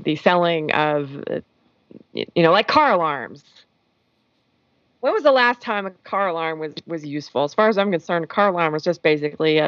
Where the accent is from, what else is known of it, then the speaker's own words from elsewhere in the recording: United States; I'm an American